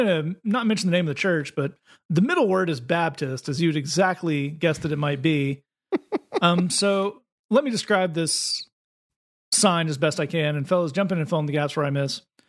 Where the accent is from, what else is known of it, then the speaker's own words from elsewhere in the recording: Lees, North West England, United Kingdom; the sign that was shown to us is for a church in Lees, in my hometown, in Lees as well.